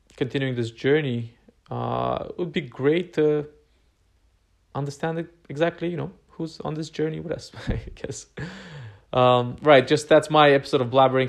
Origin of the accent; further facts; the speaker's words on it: Romania; moved away; I am originally from Romania